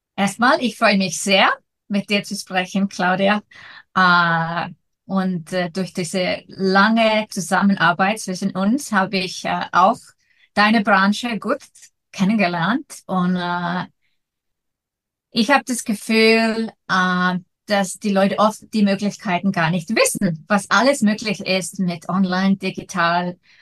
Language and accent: German; Iceland; ich komme aus Island